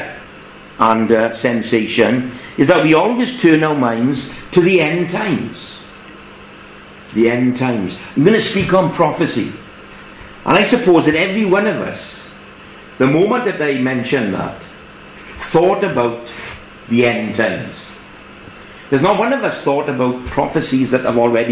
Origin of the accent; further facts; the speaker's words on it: England, United Kingdom; as us English would say.